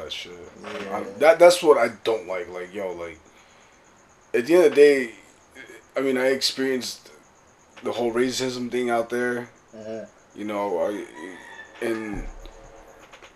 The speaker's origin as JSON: {"language": "English", "town": "Los Angeles", "region": "California", "country": "United States", "tie": "born or raised there", "also_born_or_lived": "St. Louis", "moved": "yes", "said": "I grew up in Pacoima"}